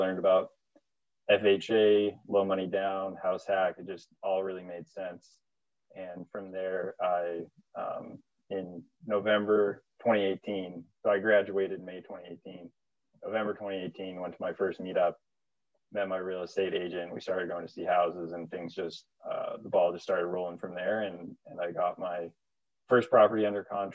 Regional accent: Vancouver, British Columbia, Canada; moved away as an adult; also born or lived in New Hampshire; now in Everett, United States; I'm actually originally from Vancouver, Canada.

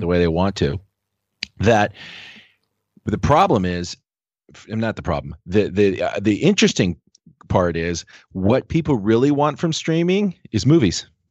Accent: Los Angeles, California, United States; I grew up in Los Angeles in the Valley

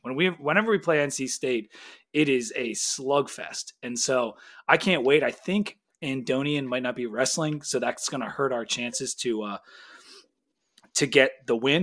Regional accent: Philadelphia, Pennsylvania, United States; I'm from Philly.

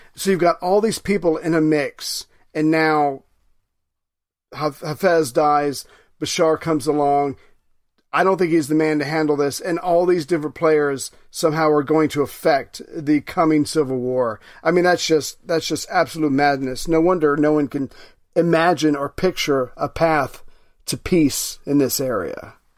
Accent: United States; as an American citizen

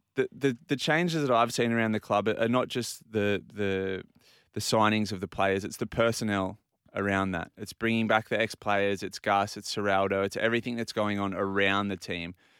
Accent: Australia; as, as Australians

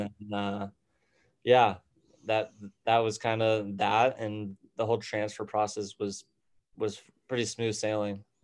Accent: Tucson, Arizona, United States; moved away as an adult; now in Scottsdale, United States; originally I'm from Tucson, Arizona. Um, right now I'm living up in Scottsdale

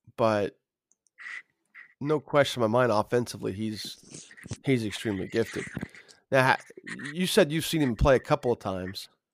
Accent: Carmel, Indiana, United States; a kid growing up in Carmel

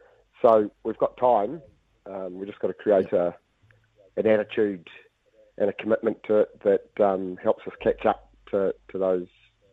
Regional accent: Italy; I grew up coaching and in Italy, so you're bound to be slightly different, aren't you?

